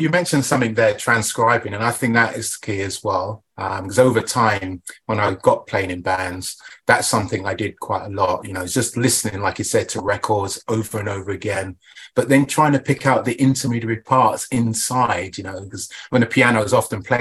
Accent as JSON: {"language": "English", "town": "Portsmouth", "region": "South East England", "country": "United Kingdom", "said": "Oh, Southampton, yes, that's yeah, because right. I'm from Portsmouth."}